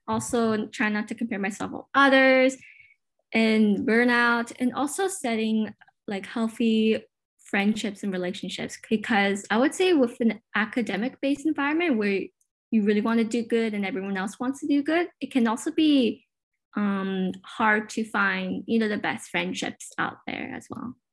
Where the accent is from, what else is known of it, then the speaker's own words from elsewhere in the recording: Richmond, British Columbia, Canada; I was born and raised in Richmond, BC, but my parents immigrated from Hong Kong